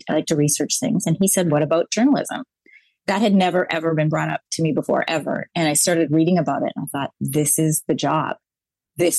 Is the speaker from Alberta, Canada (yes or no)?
yes; Brooks, Alberta, Canada; also born or lived in Sri Lanka / California / Saskatchewan; we were growing up in Brooks, Alberta. I was one of the only brown kids